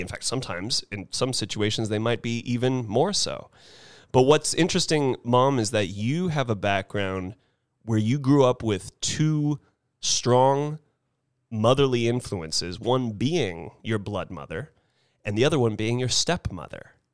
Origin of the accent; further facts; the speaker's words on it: Carmel Highlands, California, United States; the Carmel Highlands community that my mom was lucky to therefore grow up in, that I was lucky to therefore grow up